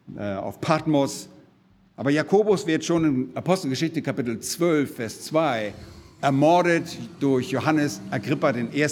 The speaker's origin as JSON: {"language": "German", "country": "Germany", "said": "bei uns in Deutschland"}